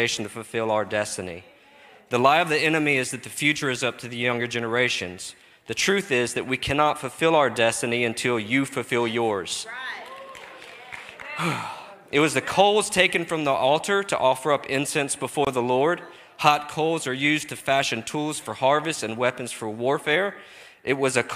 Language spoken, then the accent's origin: English; Texas, United States; I'm from Texas.